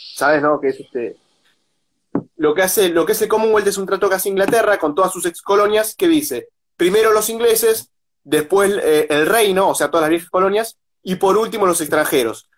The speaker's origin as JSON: {"language": "Spanish", "country": "Argentina"}